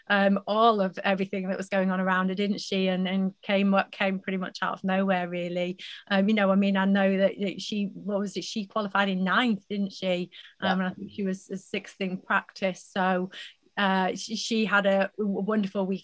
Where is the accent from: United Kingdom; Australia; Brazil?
United Kingdom; as British fans, as British followers